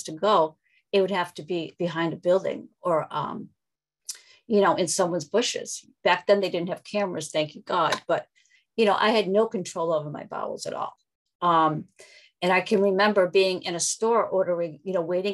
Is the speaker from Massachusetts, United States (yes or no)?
yes; Massachusetts, United States; I'm from Massachusetts